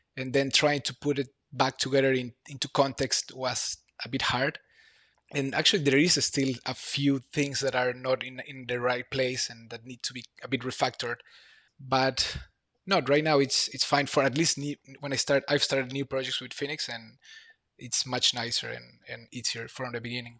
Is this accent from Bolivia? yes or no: yes; Bolivia; moved away as an adult; now in Berlin, Germany; I'm from Bolivia. I live in Berlin, Germany for five years now.